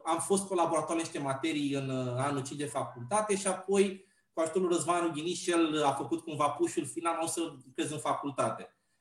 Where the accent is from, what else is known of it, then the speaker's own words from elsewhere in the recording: Pitești, Argeș, Romania; now in Bucharest, Romania; sunt de origine din Pitești